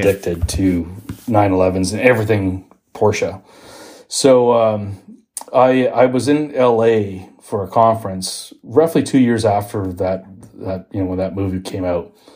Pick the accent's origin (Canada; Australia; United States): Canada; Toronto, Ontario; I'm from Toronto.